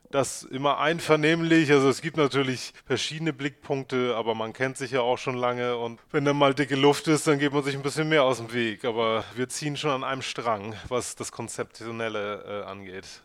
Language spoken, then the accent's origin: German; Northern Germany, Germany; also born or lived in Munich / Hamburg; now in Uetersen, Germany; ich als Norddeutscher